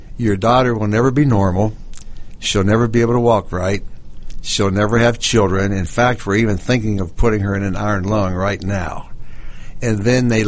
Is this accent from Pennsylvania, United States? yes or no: yes; Pittsburgh, Pennsylvania, United States; moved away as an adult; I'm from Pittsburgh, Pennsylvania myself